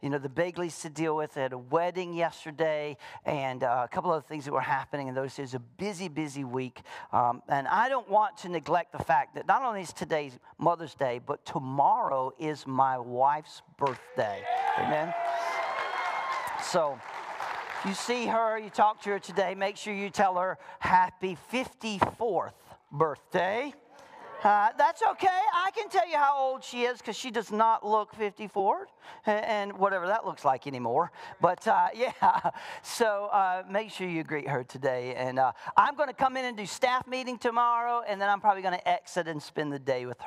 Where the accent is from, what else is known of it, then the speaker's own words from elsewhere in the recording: the South, United States; moved away; I was raised in the South